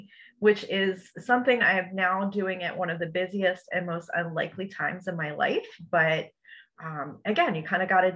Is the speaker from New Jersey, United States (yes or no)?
yes; New Jersey, United States; now in Bradenton, United States; I'm a Jersey girl. I'm originally from New Jersey.